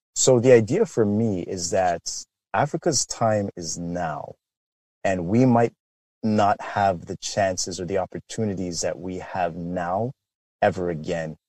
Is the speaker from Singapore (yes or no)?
no; Canada; born or raised there; also born or lived in London, England